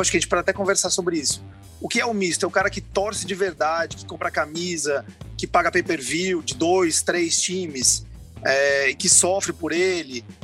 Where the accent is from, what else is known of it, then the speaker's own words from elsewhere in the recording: São Paulo, Brazil; moved away as an adult; now in Fortaleza, Brazil; Eu sou de São Paulo, moro aqui há 17 anos, mas me criei em São Paulo